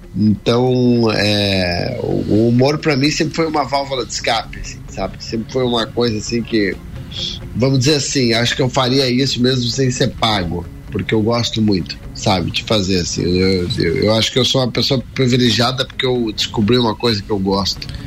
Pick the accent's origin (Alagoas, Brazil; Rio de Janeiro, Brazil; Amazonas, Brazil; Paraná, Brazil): Paraná, Brazil; Curitiba; sou natural de Curitiba, né? Fiz minha vida toda na minha cidade de Curitiba